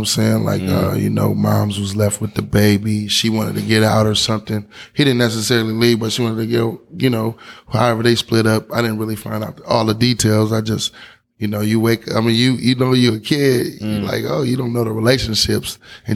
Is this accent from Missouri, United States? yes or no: no; Oakland, California, United States; born or raised there; also born or lived in Omaha, Nebraska